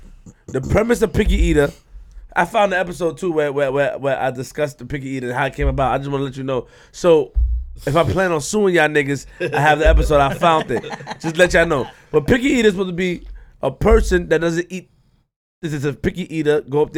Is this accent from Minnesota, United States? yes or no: no; New York City, New York, United States; I'm from Queens.